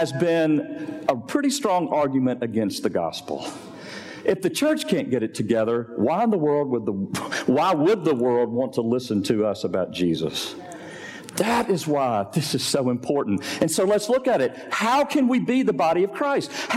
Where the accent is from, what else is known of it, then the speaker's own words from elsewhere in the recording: Arkansas, United States; now in Memphis, United States; I'm kind of from Arkansas, so small, small town in the Delta.